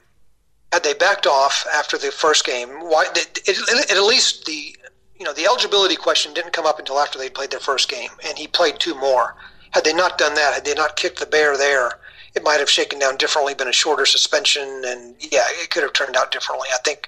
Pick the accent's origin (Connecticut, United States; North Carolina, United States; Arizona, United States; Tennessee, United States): Tennessee, United States; Knoxville; now in Memphis, United States; I was born in Knoxville, so I've got some orange blood in me